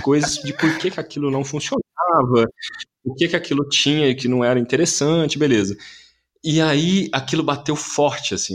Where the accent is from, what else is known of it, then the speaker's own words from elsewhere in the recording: Campinas, São Paulo, Brazil; moved away as an adult; now in São Paulo, Brazil; Eu sou de Campinas, nasci em Campinas, eu comecei a fazer teatro lá